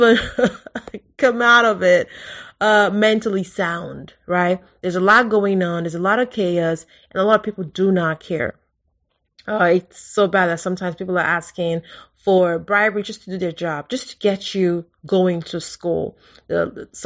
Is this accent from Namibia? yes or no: no; Lagos, Nigeria; moved away as an adult; now in United States; I grew up in Lagos. I was born in Lagos